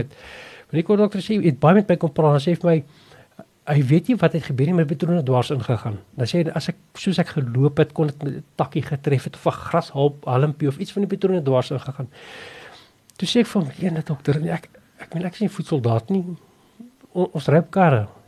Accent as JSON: {"language": "Afrikaans", "country": "South Africa", "tie": "born or raised there", "said": "Ek het op 'n plaas groot geword by Noustroom."}